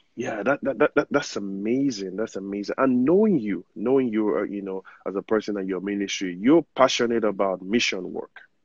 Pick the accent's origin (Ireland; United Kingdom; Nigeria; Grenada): Nigeria; now in United States; I'm Nigerian, you know, privileged to be living in the United States